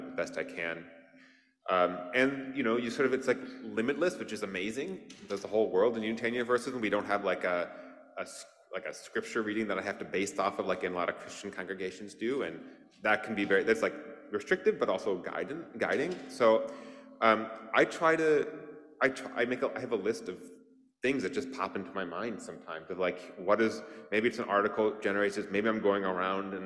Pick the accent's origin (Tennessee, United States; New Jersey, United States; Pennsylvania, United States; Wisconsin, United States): Wisconsin, United States; moved away; I grew up in Wisconsin and we're Packers fans